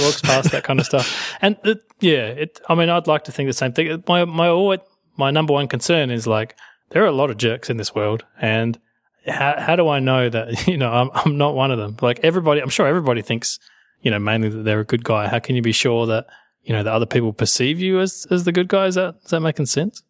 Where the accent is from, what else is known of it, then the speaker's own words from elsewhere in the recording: Australia; I am Australian